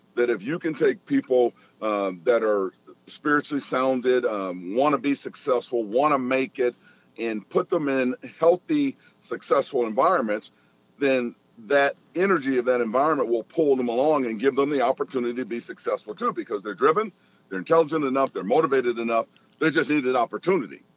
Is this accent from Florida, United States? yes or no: no; Rockford, Illinois, United States; moved away as an adult; also born or lived in Eugene, Oregon; growing up in Rockford